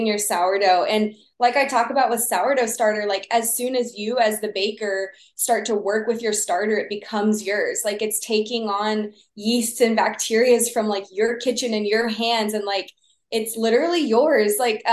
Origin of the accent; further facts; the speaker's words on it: Texas, United States; I grew up in Texas